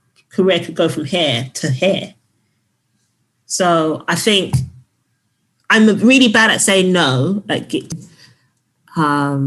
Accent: London, United Kingdom; I'm from South London.

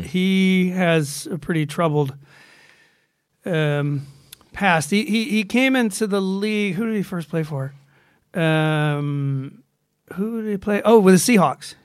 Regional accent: Georgia, United States; moved away; I'm from Georgia

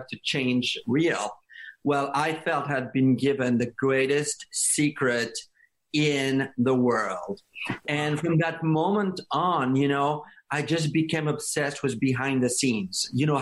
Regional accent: France; English is a second language; moved away as an adult; now in United States; I grew up in France

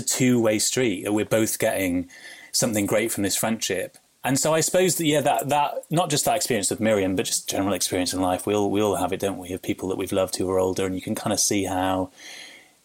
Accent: Wales, United Kingdom; We were a really close family growing up in Wales

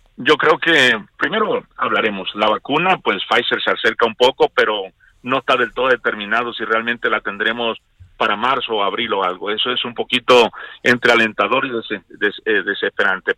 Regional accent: Mexico; nosotros somos México

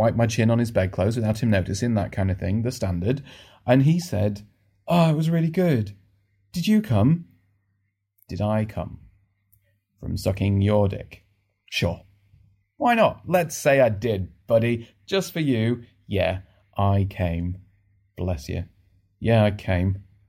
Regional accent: Northern England, United Kingdom; now in London, United Kingdom; Also, you can't really tell from my accent anymore, because I've lived in London for the last 15 years, and it gets beaten out of you quite quickly. But I'm Northern.

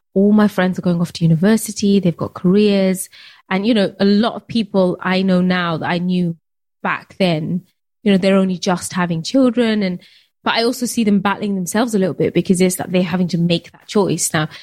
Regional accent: United Kingdom; being Bangladeshi, being British

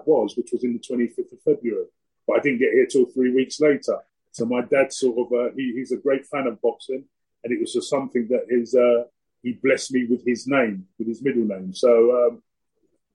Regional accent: London, United Kingdom; also born or lived in Scotland; I come from sort of South London. I was born in Lewisham. So I lived all around Lewisham, Plumstead, Abbeywood, Thamesmead, Brixton, New Cross

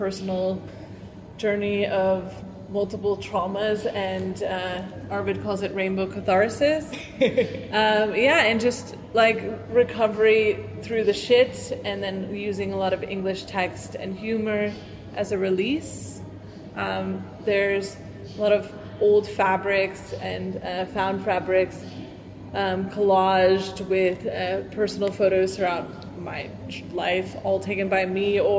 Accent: United States; also born or lived in Cape Town; now in Helsinki, Finland; I'm American

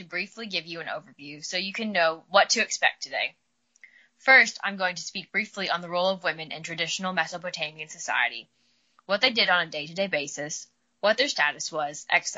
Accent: Midwest, United States; accent: drawl; I'm from the Midwest, so got a little bit of a drawl

